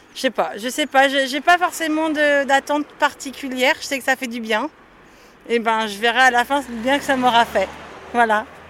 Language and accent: French; Nantes, Pays de la Loire, France; Je suis de Nantes et... entre Nantes et Saint-Nazaire